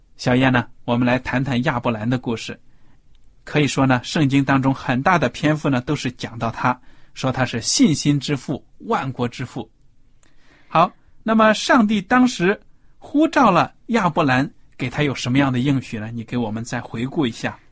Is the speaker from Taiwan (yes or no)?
no; China; 我们中国人